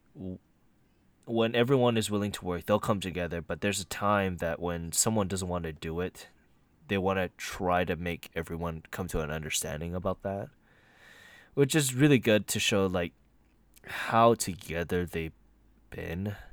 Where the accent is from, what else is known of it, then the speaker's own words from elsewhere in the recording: United States; I am American to a fault